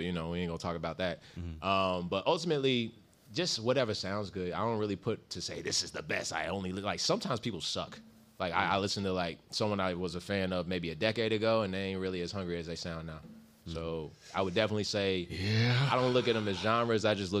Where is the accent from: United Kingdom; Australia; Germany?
Germany; also born or lived in Kentucky; I'm from Germany, but I'm a military brat who's been all over. So Fort Knox, Radcliffe, Meade County, Louisville.